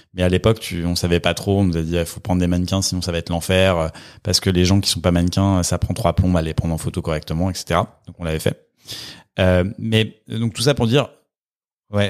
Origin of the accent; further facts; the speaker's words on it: Villeurbanne, Auvergne-Rhône-Alpes, France; moved away as an adult; now in Paris, France; je viens de, de Villeurbanne à côté de Lyon